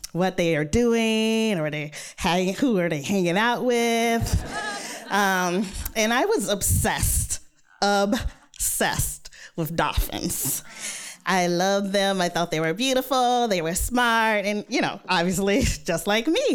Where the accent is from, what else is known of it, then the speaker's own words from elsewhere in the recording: Mississippi, United States; I'm from Mississippi. I'm the youngest of five children